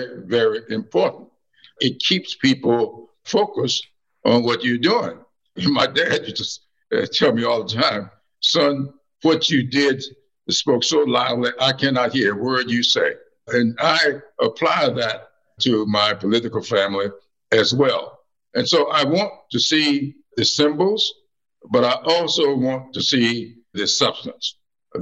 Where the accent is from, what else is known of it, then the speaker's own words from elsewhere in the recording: the South, United States; I've had the experience of growing up in the South